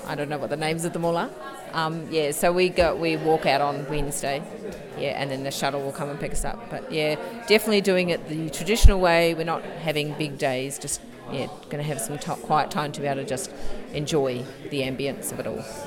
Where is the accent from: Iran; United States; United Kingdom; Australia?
Australia; now in New Zealand; I'm originally from Australia